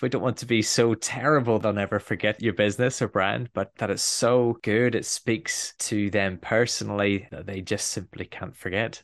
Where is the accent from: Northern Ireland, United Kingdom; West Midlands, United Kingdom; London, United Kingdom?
Northern Ireland, United Kingdom; Belfast; I'm a Northern Irish boy, and I grew up in Belfast during quite a difficult period.